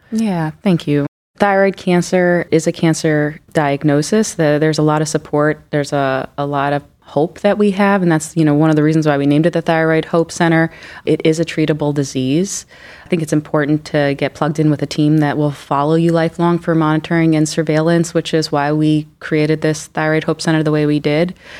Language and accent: English; New York, United States; moved away as an adult; also born or lived in Philadelphia / Houston; now in Cleveland, United States; I'm actually originally from New York